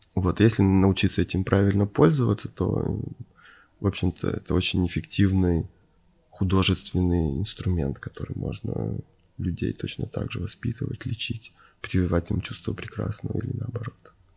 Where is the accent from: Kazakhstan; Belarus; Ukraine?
Ukraine; moved away; also born or lived in Moscow / Venice; я родился на Украине, провел там часть жизни